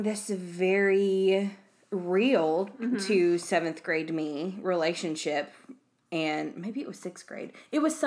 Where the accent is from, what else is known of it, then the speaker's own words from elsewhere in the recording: the South, United States; accent: southern; if you can't tell by my insanely crazy accent, we live in the South